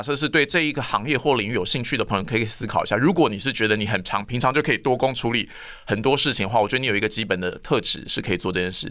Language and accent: Chinese; Hualien County, Taiwan; 因为我是花莲人